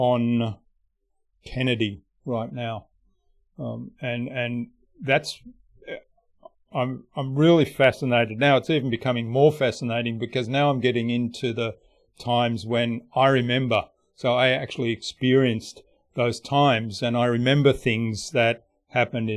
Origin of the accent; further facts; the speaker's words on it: Australia; I'm Australian